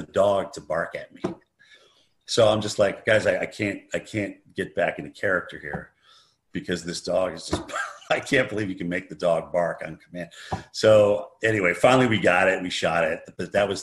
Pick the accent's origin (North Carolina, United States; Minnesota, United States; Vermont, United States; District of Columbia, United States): Vermont, United States; White River Junction; growing up in White River Junction, Vermont